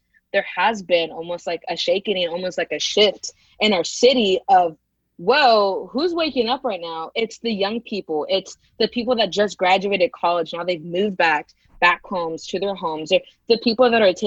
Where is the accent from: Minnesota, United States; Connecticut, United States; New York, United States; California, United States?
California, United States; Modesto; also born or lived in San Francisco Bay Area, California / Fort Worth, Texas; I was born in the Bay, but I migrated here in my middle school. And I feel like once you go to middle school and high school somewhere, you're pretty much from there